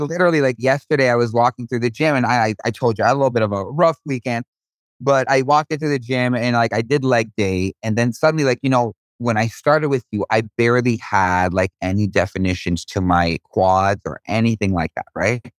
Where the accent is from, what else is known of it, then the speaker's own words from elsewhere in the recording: Israel; I was born in Israel.